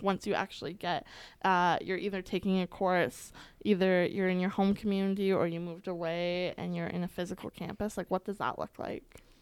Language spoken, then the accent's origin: English; Alberta, Canada; I was born and raised here in Alberta